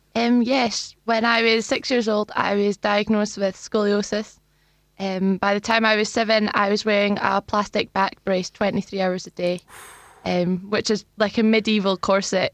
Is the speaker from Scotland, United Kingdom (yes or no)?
yes; Luncarty, Scotland, United Kingdom; So I grew up in, in Perth, actually, in a village called Longcurty.